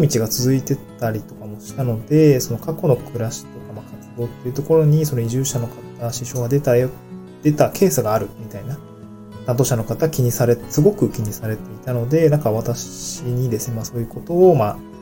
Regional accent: Niigata, Japan; moved away as an adult; also born or lived in Hirosaki, Aomori; now in Tokyo, Japan; もともと地方って新潟の生まれなので、車社会で

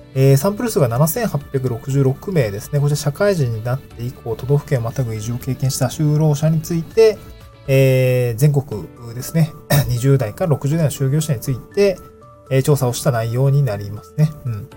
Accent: Niigata, Japan; moved away as an adult; also born or lived in Hirosaki, Aomori / Tokyo; now in Awaji Island, Japan; 僕はね、新潟生まれだし、 新潟で18年住んでいて、青森に4年ぐらいいたんですけど

